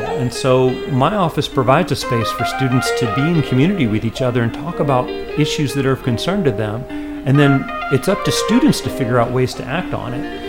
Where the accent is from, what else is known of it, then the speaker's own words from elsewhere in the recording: Boone, North Carolina, United States; my job is there in my hometown